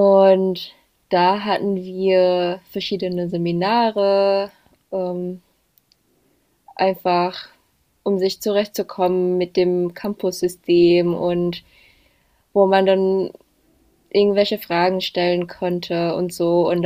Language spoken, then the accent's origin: German; Indonesia; German is a second language; moved away as an adult; now in Germany; dass ich nicht in Indonesien, nicht in meinem Heimatland mein Studium abschließen möchte, sondern auch irgendwas anders sehen wollte.